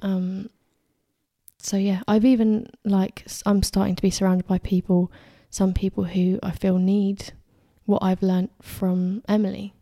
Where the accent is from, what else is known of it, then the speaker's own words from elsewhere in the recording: Addlestone, South East England, United Kingdom; I'm from Addleston, a little town, if you don't know, um, about twenty minutes from this studio.